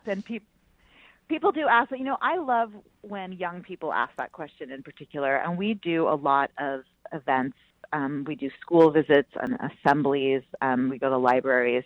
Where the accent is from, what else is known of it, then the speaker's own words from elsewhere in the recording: Bay Area, California, United States; I grew up in the Bay Area